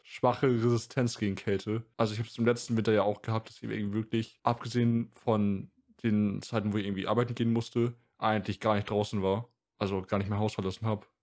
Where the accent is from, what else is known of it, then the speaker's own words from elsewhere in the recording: Northern Germany, Germany; ich komme ja aus Norddeutschland